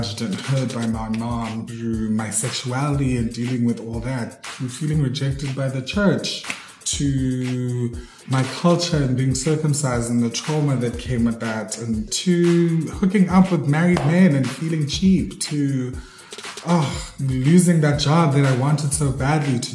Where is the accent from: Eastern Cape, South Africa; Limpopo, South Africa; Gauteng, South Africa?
Eastern Cape, South Africa; I am a South African actor. I was born and bred in the Eastern Cape